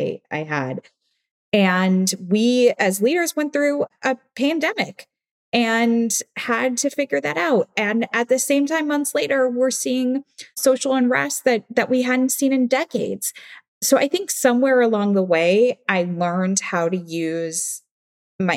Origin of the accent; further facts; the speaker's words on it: Midwest, United States; now in New York, United States; I'm from the Midwest